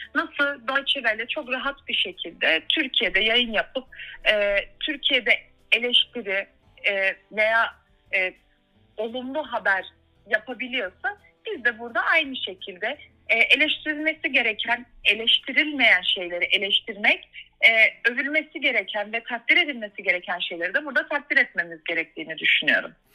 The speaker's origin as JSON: {"language": "Turkish", "town": "Freiburg", "region": "Baden-Württemberg", "country": "Germany", "tie": "born or raised there", "also_born_or_lived": "Turkey", "moved": "as an adult", "lives_now": "Berlin, Germany", "said": "Almanya Freiburg doğumlu. Almanya'nın Baden-Württemberg eyaletinde doğdum, büyüdüm."}